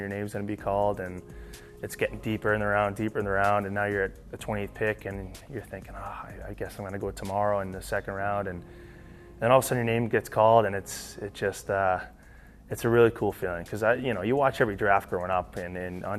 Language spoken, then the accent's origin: English; Boston, Massachusetts, United States; also born or lived in Saint John; now in Minnesota, United States; grew up in the Boston area, so I love my hometown